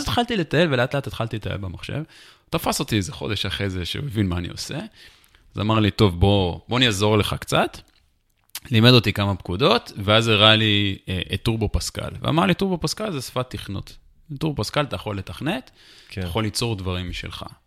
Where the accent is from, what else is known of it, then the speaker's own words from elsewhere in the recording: Jerusalem, Jerusalem District, Israel; also born or lived in United States / Anchorage, Alaska; נולדתי בירושלים, ברמת שרת